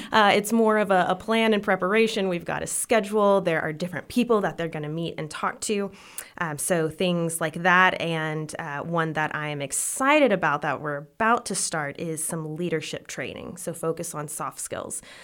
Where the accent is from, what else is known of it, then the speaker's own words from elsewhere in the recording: Odessa, Texas, United States; also born or lived in Lubbock, Texas; I grew up in Odessa, Texas, and then I came here for college to go to L C U